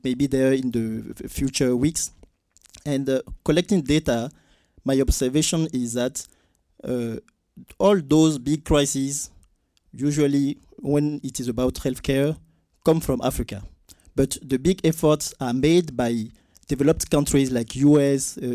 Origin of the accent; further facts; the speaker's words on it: France; English is a second language; I'm coming from France